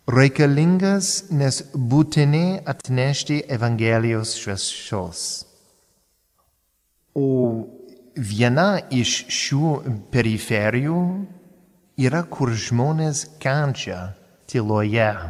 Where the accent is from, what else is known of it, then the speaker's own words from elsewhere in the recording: United States; first language English; Lithuanian is a second language; now in Palendriai, Lithuania; nesu lietuvis, esu amerikietis ir kalbėti lietuviškai tai gražiai, bet gana sudėtinga.